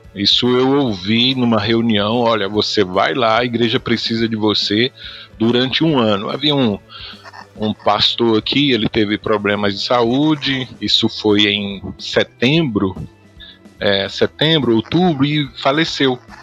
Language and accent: Portuguese; Aragarças, Goiás, Brazil; moved away as an adult; also born or lived in Barra do Garças; now in Bonfim, Brazil; eu sou natural de Aragaça, cidadezinha pequena, minúscula em Goiás